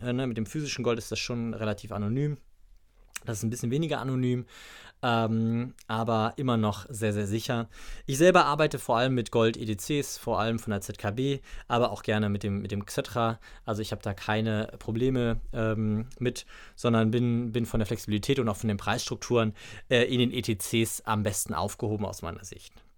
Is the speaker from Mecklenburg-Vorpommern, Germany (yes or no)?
no; Braunschweig, Lower Saxony, Germany; hier in Braunschweig, ähm, also aus meiner Heimatstadt